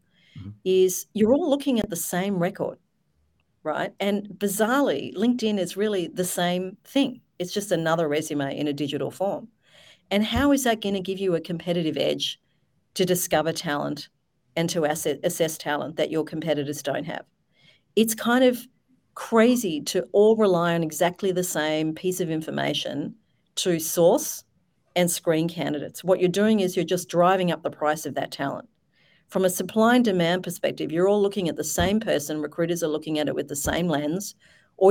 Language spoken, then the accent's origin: English; Australia; I'm an Aussie.